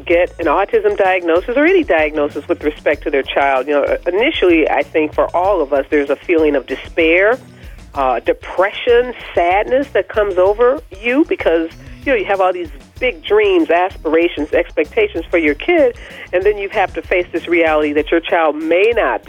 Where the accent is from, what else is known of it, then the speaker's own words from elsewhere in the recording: Midwest, United States; She grew up in the Midwest. I'm from the Midwest.